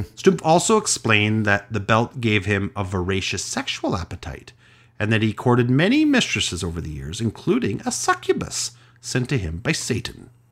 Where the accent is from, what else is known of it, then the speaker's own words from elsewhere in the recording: Canada; I'm Canadian